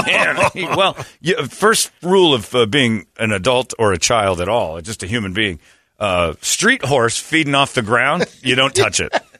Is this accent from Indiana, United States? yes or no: yes; Indiana, United States; I grew up in Indiana.